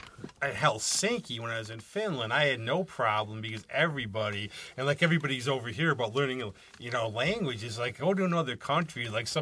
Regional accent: United States; being, like, an American

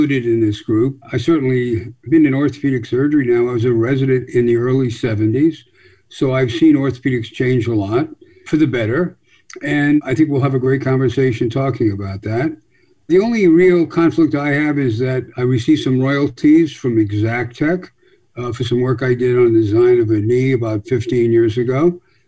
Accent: Rhode Island, United States; I grew up in Rhode Island

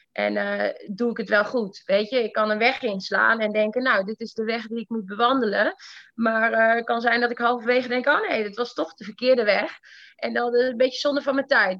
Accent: northern Netherlands, Netherlands; also born or lived in Iran; Ik kom echt uit het platteland in het noorden

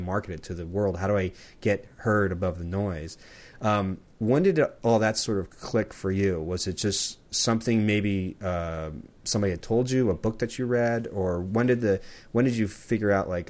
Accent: Southern California, United States; now in Portland, United States; I grew up in Southern California like all my life

